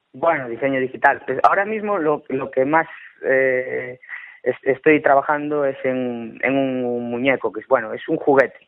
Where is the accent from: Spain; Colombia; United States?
Spain; Cambre, Galicia; yo soy de Cambre